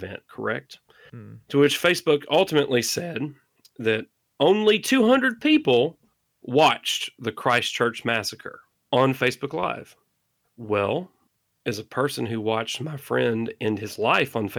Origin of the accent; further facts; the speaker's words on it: the South, Mississippi, United States; I'm from the South, so if somebody says, hey, go get me a Coke, they could mean any form of soda, right? Like here in Mississippi, we say Coke